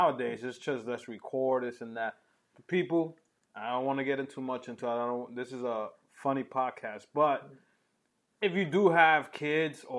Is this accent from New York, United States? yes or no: yes; New York City, New York, United States; growing up in New York